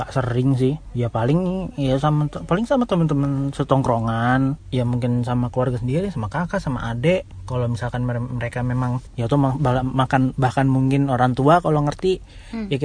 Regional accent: Padang, West Sumatra, Indonesia; ya aku karena ya aku orang Padang.

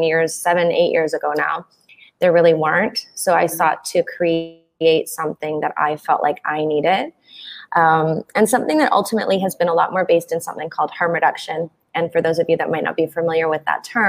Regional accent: Canada; moved away as an adult; also born or lived in south of Mexico; now in Mexico; I'm originally from Canada

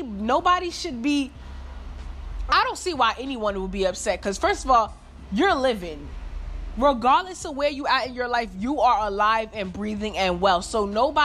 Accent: New York, United States; I'm from New York

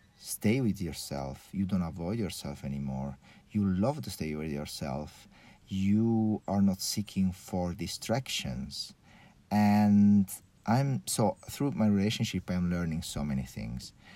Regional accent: Porto Cervo, Sardinia, Italy; also born or lived in Switzerland; I grew up in a really pretty normal family, let's say, here in Sardine Island.

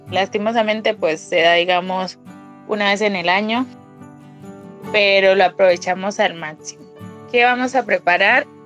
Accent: López de Micay, Cauca, Colombia

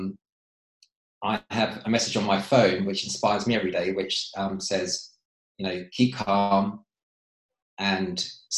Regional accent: Bracknell, South East England, United Kingdom; also born or lived in Reading; We grew up in Bracknell and went to school, then we went to Reading after that.

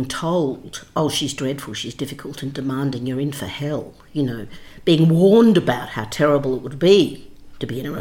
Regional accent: Australia; accent: Australian; moved away as an adult; also born or lived in London; I had an Australian accent, and I came from the Antipodes

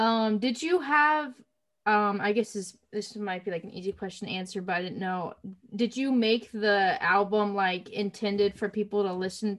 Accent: Columbia, Missouri, United States; Columbia. That's where I'm from. And right now, it's just in the middle. So it's 2 hours St. Louis, 2 hours is Kansas City. So it's a medium-sized town

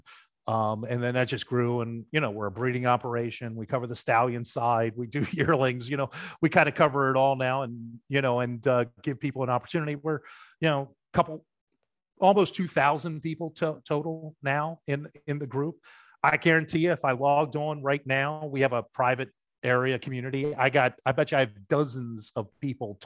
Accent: Baltimore, Maryland, United States; I grew up in Baltimore.

